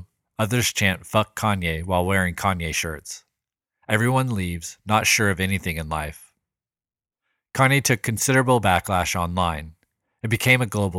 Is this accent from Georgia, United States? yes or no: no; Sacramento, California, United States; my hometown of Sacramento, California